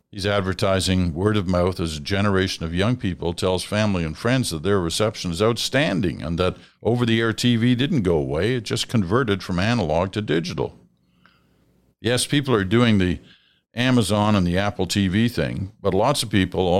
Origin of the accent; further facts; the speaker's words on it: Liverpool, North West England, United Kingdom; I grew up in the UK listening to the Dimbleby brothers in my hometown of Liverpool.